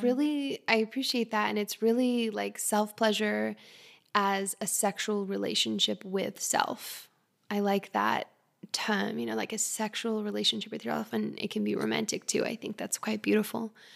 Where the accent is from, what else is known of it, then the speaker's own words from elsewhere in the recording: Australia; moved away; I'm also Australian Canadian. I grew up in Australia